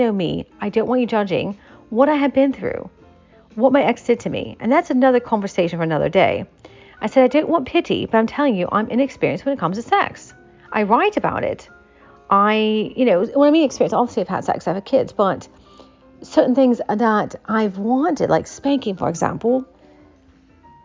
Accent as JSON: {"language": "English", "region": "Appalachia", "country": "United States", "tie": "born or raised there", "said": "the culture I was brought up in is the Appalachian culture"}